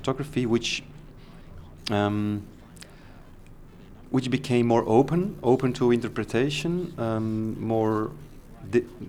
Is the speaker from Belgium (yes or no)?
yes; Antwerp, Flanders, Belgium; I started from Antwerp, my hometown